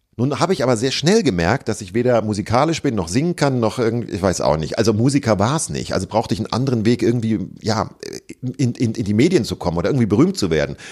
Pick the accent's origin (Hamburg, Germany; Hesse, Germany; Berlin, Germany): Hesse, Germany; bei uns in Hessen